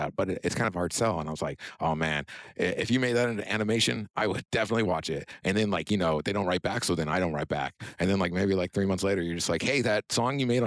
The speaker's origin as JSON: {"language": "English", "town": "Rancho Cordova", "region": "California", "country": "United States", "tie": "born or raised there"}